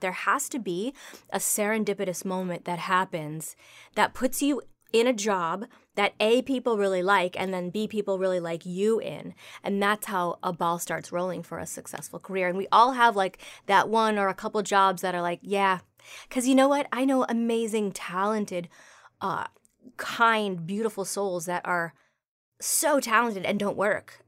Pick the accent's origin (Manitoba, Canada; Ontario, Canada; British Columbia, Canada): Ontario, Canada; Toronto; now in Los Angeles, United States; I grew up in Toronto